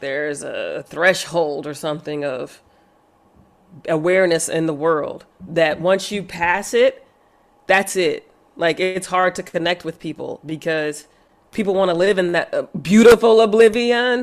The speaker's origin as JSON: {"language": "English", "region": "Texas", "country": "United States", "said": "me being from Texas, having lived in the South"}